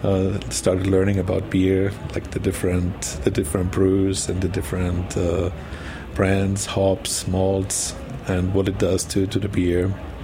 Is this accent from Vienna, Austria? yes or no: no; Burgenland, Austria; moved away; I'm coming from Austria, from the very eastern part called Burgenland, which is a wine region. So my whole family was in the wine business. I grew up with my grandfathers.